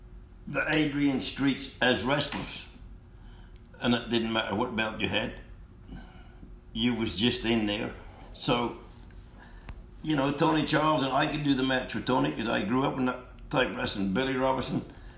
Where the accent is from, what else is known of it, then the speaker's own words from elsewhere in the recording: Australia; And I grew up on that in Australia.